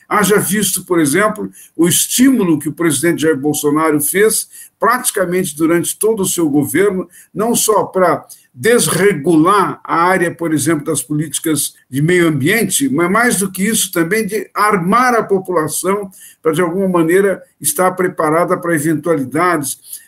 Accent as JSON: {"language": "Portuguese", "country": "Brazil", "said": "nós brasileiros"}